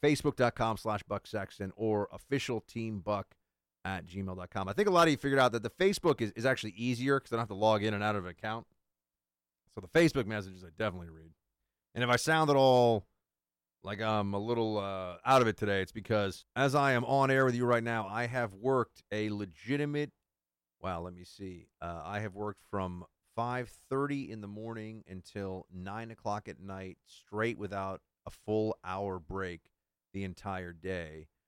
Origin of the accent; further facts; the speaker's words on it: New York, United States; moved away as an adult; now in Washington, D.C., United States; coming as a New Yorker